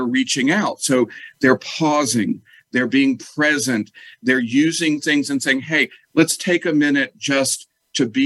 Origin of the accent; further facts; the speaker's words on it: the South, United States; moved away as an adult; also born or lived in Connecticut; I'm from the South, but I moved up north